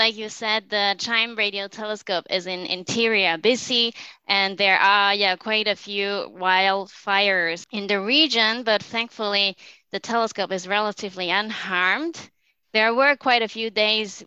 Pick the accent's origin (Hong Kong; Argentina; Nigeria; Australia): Hong Kong; moved away as an adult; also born or lived in United Kingdom; I grew up in Hong Kong